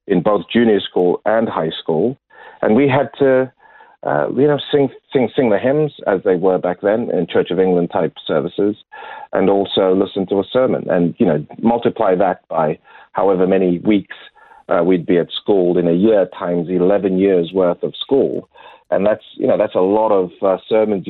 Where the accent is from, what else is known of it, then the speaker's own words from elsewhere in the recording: Zimbabwe; moved away as an adult; also born or lived in Lusaka, Zambia / Kenya; now in Adelaide, Australia; I grew up in Zimbabwe